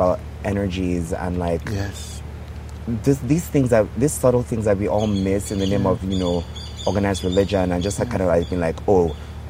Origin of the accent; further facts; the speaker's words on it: Nigeria; moved away as an adult; also born or lived in Texas, United States; Nigeria represented a lot of pain for me. Yes. I wasn't understood here.